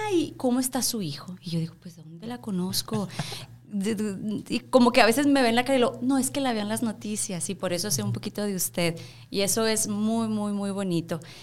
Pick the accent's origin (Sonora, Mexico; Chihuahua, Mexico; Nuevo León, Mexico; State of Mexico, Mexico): Chihuahua, Mexico; Cuauhtémoc; moved away as an adult; now in El Paso, United States; Yo soy de Cuauhtémoc, Chihuahua.